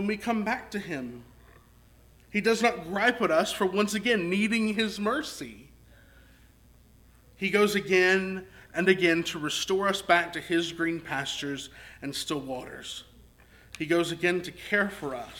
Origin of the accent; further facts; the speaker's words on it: Texarkana, Arkansas, United States; I grew up in Southwest Arkansas. Grew up in Texarkana